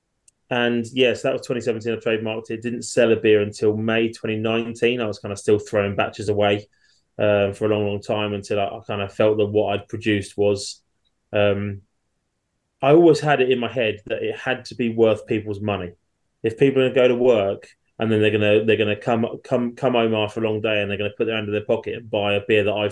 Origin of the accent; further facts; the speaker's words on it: Chelmsford, East of England, United Kingdom; I'm from Chelmsford in Essex. I've lived here most of my life